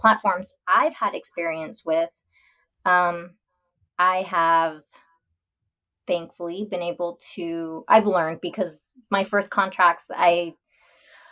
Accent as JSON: {"language": "English", "region": "Texas", "country": "United States", "tie": "born or raised there", "said": "I'm from Texas. And so here, especially growing up around a small town"}